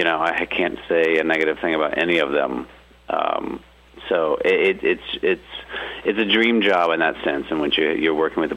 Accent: Charlotte, North Carolina, United States; moved away as an adult; now in Los Angeles, United States; Originally from North Carolina. Grew up in Charlotte. Moved out to L.A. like around right after college.

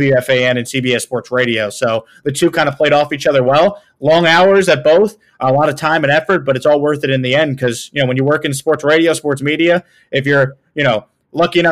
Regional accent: Syosset, New York, United States; moved away as an adult; now in Houston, United States; So I'm from Syosset, and there's a Lifetime Fitness that opened up when I was in high school in 2012

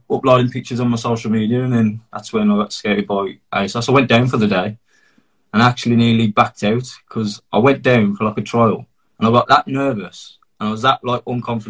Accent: Darlaston, West Midlands, United Kingdom; also born or lived in Tipton / Wolverhampton; now in Sedgley, United Kingdom; 30, turned 30 earlier in about 4 weeks ago, man, horrible. But yeah, so I grew up in Darlaston, so that's like Walsall area. Then I moved to Tipton, which is a Dudley area, and now I'm based in Sedgley, which is also a Dudley area.

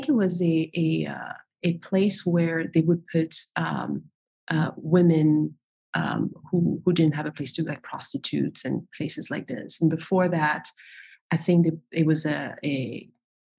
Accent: Paris, Île-de-France, France; I was born in Paris. I'm French.

